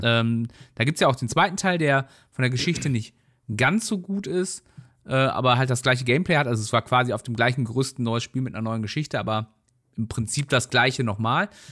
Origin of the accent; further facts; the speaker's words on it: North Rhine-Westphalia, Germany; weil wir kommen ja beide hier aus der Ecke